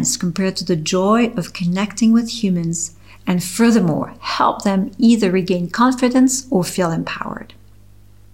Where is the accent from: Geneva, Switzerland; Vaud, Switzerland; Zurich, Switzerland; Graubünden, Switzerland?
Geneva, Switzerland; English is a second language; also born or lived in Toronto, Canada; I opened Le Studio Pilates in my hometown Geneva, Switzerland